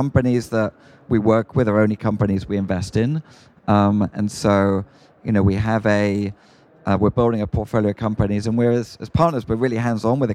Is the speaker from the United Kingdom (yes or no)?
yes; United Kingdom; moved away as an adult; now in United States; as a Brit